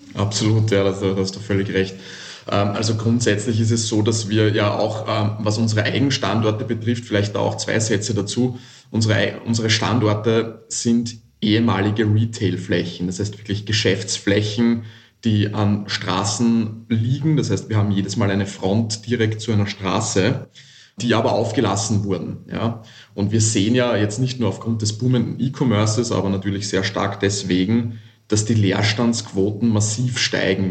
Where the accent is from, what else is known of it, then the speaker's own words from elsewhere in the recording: Vienna, Austria; ich komme nicht aus Hamburg, ich komme aus dem wunderschönen Wien aus Österreich